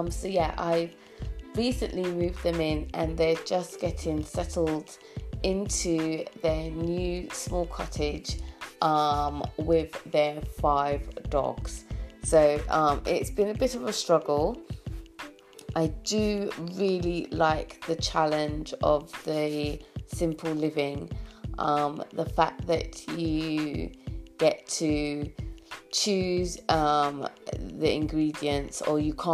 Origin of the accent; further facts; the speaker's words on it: United Kingdom; As a British person